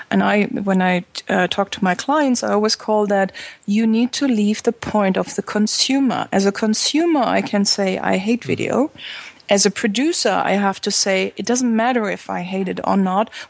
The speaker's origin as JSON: {"language": "English", "region": "Berlin", "country": "Germany", "second_language": "English", "said": "I come from Berlin."}